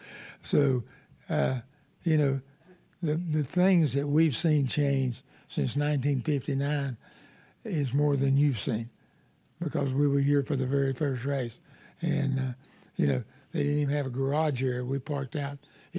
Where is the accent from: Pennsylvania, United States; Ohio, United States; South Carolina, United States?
South Carolina, United States; Darlington; We'd seen Darlington, but we grew up around Darlington. So Darlington was just a bigger racetrack than what we'd been.